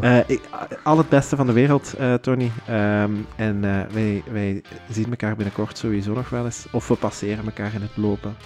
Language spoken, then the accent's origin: Dutch; Houthalen-Helchteren, Flanders, Belgium; wij zijn allebei van Hoytalen